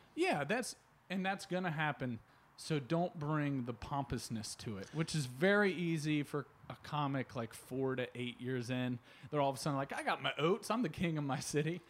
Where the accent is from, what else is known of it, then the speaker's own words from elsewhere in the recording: Northern Kentucky, United States; moved away as an adult; also born or lived in Chicago; I grew up in Northern Kentucky